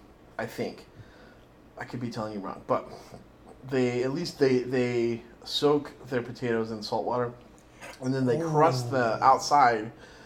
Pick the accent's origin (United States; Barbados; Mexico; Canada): United States; Texas; moved away; growing up in Texas.